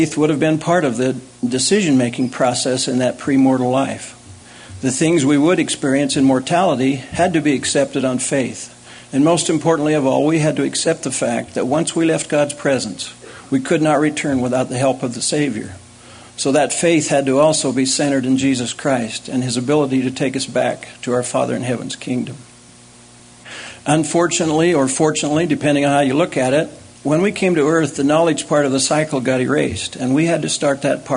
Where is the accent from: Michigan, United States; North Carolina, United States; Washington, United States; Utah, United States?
Utah, United States; Provo; Having been born and raised in Provo, I have always loved this campus